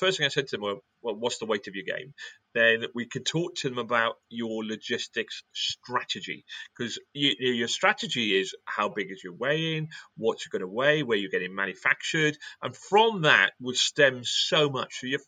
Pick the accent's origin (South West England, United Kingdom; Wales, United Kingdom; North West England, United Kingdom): Wales, United Kingdom; I'm British or I'm Welsh, or I've got red hair